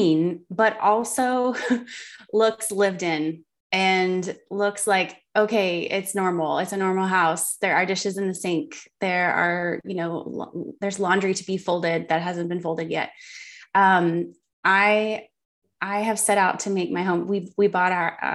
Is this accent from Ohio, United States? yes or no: no; Miami, Fort Lauderdale area, South Florida, United States; moved away as an adult; now in Western North Carolina, United States; South Florida, which is where I'm from. I'm from the Miami, Fort Lauderdale area. My whole life lived there